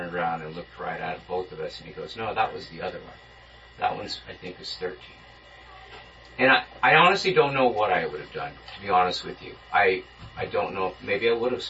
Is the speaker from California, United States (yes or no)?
yes; Inland Empire, California, United States; me growing up in the Inland Empire